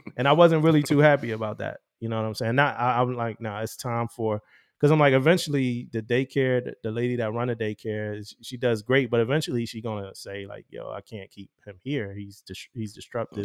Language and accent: English; Philadelphia, Pennsylvania, United States; as a young teenager, as a young, you know, young kid growing up in Philly